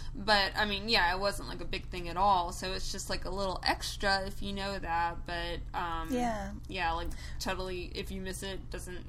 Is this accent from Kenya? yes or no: no; the South, United States; I grew up in the South